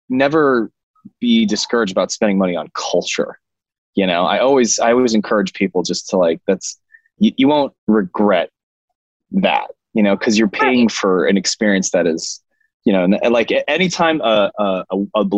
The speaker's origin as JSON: {"language": "English", "town": "San Francisco", "region": "California", "country": "United States", "tie": "born or raised there", "said": "outside of where I grew up in San Francisco"}